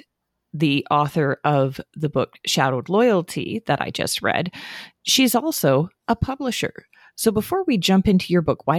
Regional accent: the Northwest, Pacific Northwest, United States; also born or lived in Atlanta, Georgia / the South; I'm from the Northwest

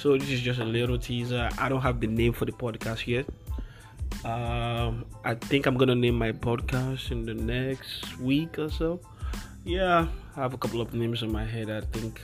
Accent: Nigeria; now in New York, United States; my home country, Nigeria

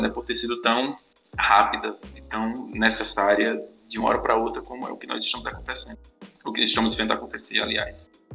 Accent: Farias Brito, Ceará, Brazil; sou daqui do Cariri, de Farias Brito

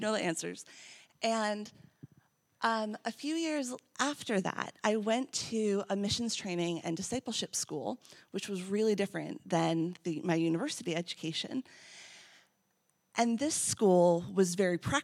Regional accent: United States; I'm American

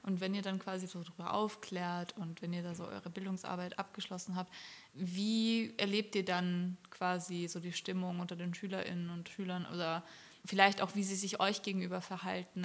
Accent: Austria; ich komme aus Österreich

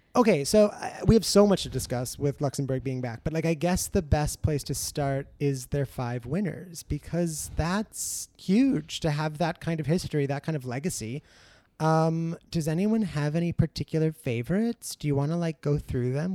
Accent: United States; as an American

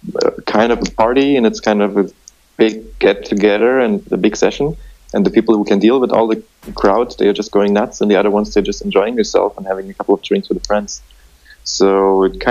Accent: Dresden, Saxony, Germany; my own hometown, to Dresden in the east of Germany

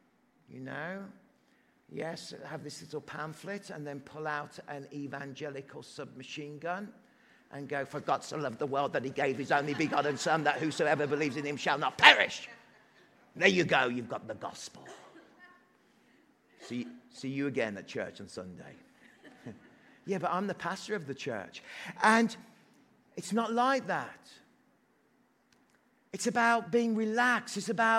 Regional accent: Newfoundland and Labrador, Canada; Are you Irish? No, I'm from Newfoundland.

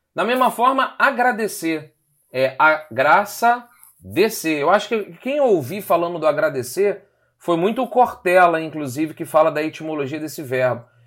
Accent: Rio de Janeiro, Brazil; nós somos cariocas aqui no Rio de Janeiro

